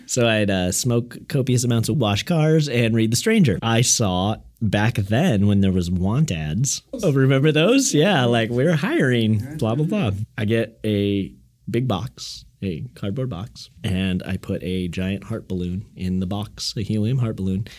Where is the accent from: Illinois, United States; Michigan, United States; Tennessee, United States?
Illinois, United States; Coal City; moved away as an adult; also born or lived in Chicago; now in Seattle, United States; I grew up in a small town, Cole City, Illinois